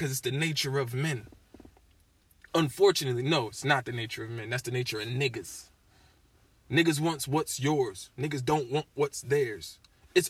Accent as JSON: {"language": "English", "town": "Tallahassee", "region": "Florida", "country": "United States", "tie": "born or raised there", "also_born_or_lived": "Springfield, Massachusetts", "said": "I grew up in a Muslim household in Tallahassee, Florida"}